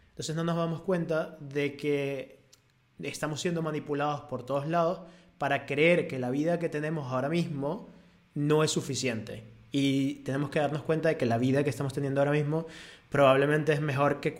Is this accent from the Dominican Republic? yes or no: no; Venezuela; now in Spain; cuando yo me vine de Venezuela, yo comparaba España con Venezuela y yo aquí estoy feliz